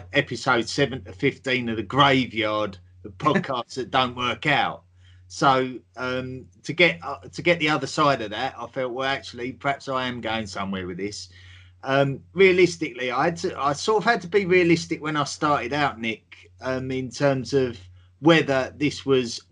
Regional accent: England, United Kingdom; I'm from England, as you can tell by the accent.

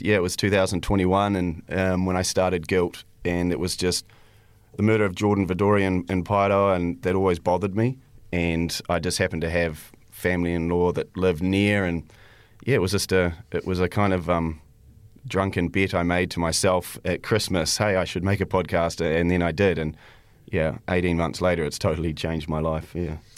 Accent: New Zealand; also born or lived in Canada; I was born in Canada, and, um, but I've lived in New Zealand most of my life.

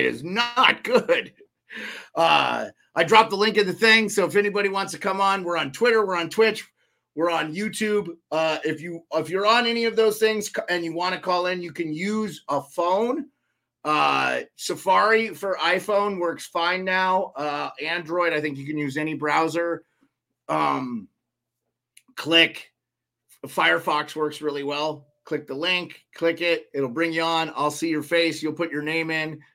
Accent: Montana, United States; not far from where I grew up in Montana

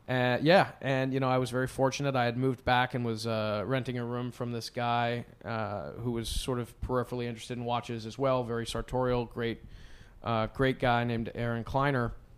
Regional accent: White River Junction, Vermont, United States; moved away as an adult; also born or lived in western Massachusetts / southern Maine; now in New York, United States; I grew up in, in White River Junction, Vermont. I was born and raised halfway up on the right side of Vermont

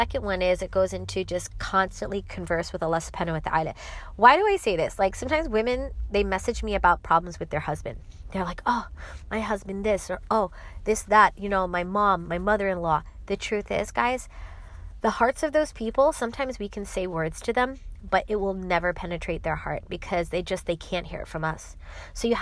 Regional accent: New York City, New York, United States; I am from New York City

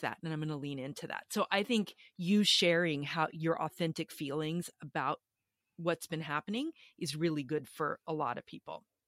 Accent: Austin, Texas, United States; I am from Austin, Texas

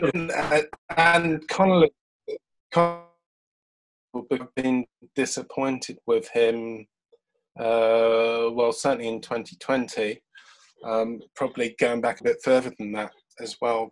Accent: London, United Kingdom; now in Brighton, United Kingdom; I'm a Londoner, although I do live in Brighton, and I moved from London to Brighton 18 years ago now

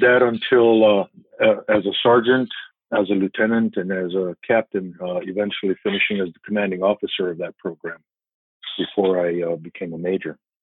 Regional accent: Tucson, Arizona, United States; moved away as an adult; also born or lived in central New Mexico; I, spent my school years, my school age years, actually growing up in Tucson.

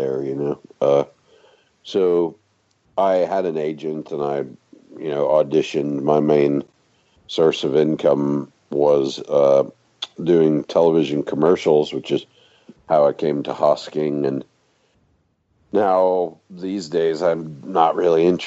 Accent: Texas, United States; moved away as an adult; now in London, United Kingdom; I grew up in Texas

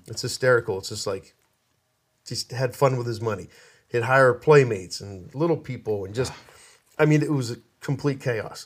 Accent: Pittsburgh, Pennsylvania, United States; moved away

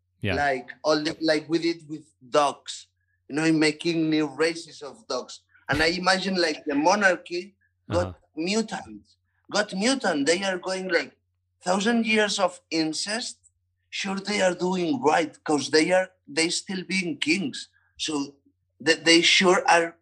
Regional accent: Barcelona, Catalonia, Spain

